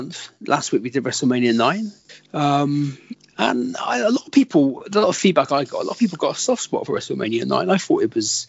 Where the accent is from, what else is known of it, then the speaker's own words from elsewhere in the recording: Bristol, South West England, United Kingdom; We're two men from Bristol with a combined age of over 100.